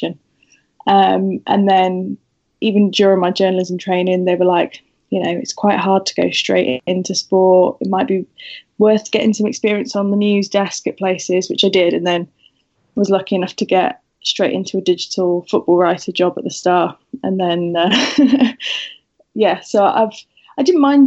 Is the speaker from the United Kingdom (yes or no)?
yes; Wiltshire, South West England, United Kingdom; moved away as an adult; now in Sheffield, United Kingdom; I come from Wiltshire originally and sort of gradually moved up the country for uni